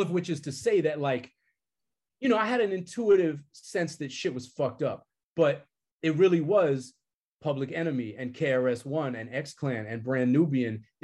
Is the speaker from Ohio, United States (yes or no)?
no; Boston, Massachusetts, United States; I grew up in Boston